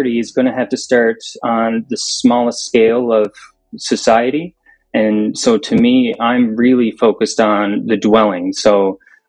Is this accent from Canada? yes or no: yes; Newfoundland and Labrador, Canada; I'm from Newfoundland, Canada. We're the furthest easterly point in Canada, out here in the Atlantic Ocean.